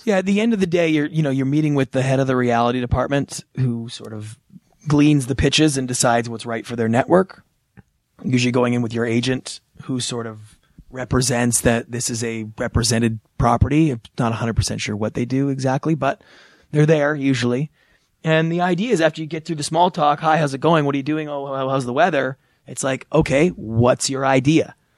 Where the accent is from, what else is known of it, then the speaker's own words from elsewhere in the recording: Canada; moved away as an adult; now in Los Angeles, United States; flying back to Canada I arrive in my hometown